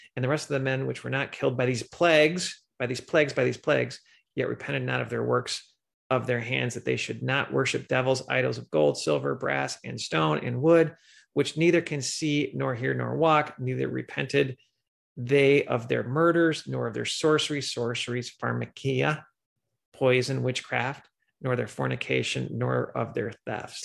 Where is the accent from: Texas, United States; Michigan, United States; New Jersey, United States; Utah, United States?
Michigan, United States; also born or lived in Chicago area; now in Chicago, United States; I grew up in Michigan and I live in the Chicago area